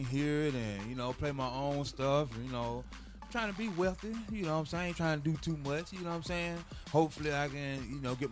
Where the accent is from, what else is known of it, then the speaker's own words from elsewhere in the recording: Charlotte, North Carolina, United States; I'm from Charlotte, North Carolina, all my life